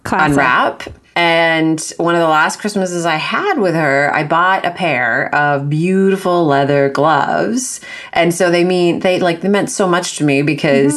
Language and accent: English; Vancouver Island, British Columbia, Canada; I grew up on Vancouver Island and by the ocean and was around lots of seafood all the time